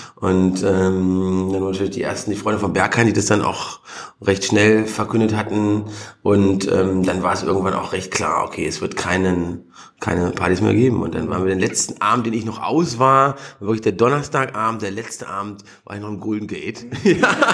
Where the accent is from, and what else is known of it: Germany; born or raised there; moved away